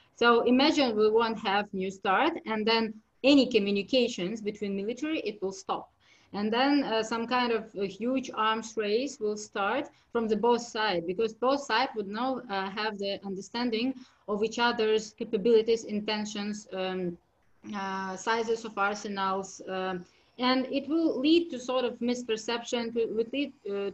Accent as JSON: {"language": "English", "country": "Ukraine", "said": "I'm from Ukraine"}